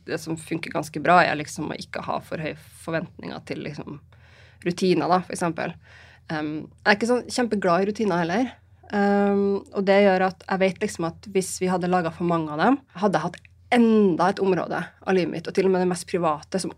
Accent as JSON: {"language": "Norwegian", "town": "Trondheim", "region": "Trøndelag", "country": "Norway", "also_born_or_lived": "Bodø", "lives_now": "Oslo, Norway", "said": "Jeg kommer jo fra Trondheim og Bodø, bruker jeg å si. Så har jeg bodd et par andre steder også, men det er liksom der, der jeg har mest tilhørighet."}